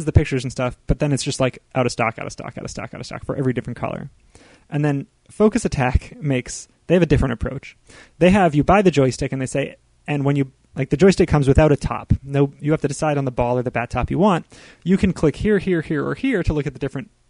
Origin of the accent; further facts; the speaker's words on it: United States; we grew up with in America